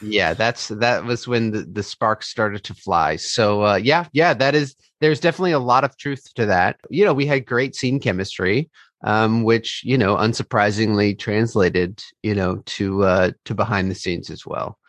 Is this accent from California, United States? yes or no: yes; Fairfax, California, United States; I am from Fairfax, California, originally, which is in Marin outside San Francisco in the Bay Area